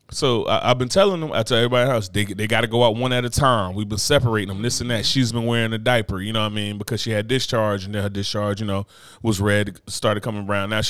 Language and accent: English; Brooklyn, New York, United States; as far as I'm from Brooklyn.